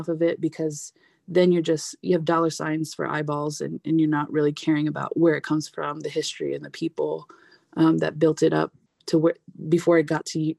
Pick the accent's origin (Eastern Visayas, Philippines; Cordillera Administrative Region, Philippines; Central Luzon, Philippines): Central Luzon, Philippines; We're from Nueva Ecija, which is closer to, you know, inland Manila